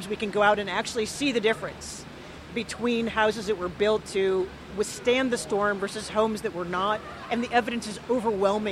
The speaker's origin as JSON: {"language": "English", "region": "Nebraska", "country": "United States", "tie": "born or raised there", "said": "I grew up in Nebraska"}